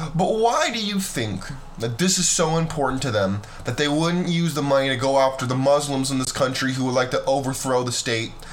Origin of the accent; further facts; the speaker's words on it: California, United States; I grew up in California